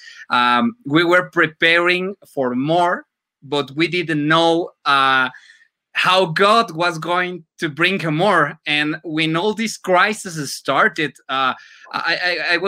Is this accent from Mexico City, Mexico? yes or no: yes; Mexico City, Mexico; English is a second language; now in Metepec, Mexico; Originally, I'm from Mexico City, but I can proudly say I'm from Metepec, Estado de Mexico.